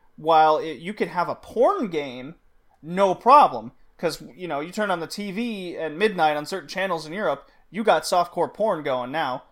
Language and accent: English; Texas, United States; growing up in Texas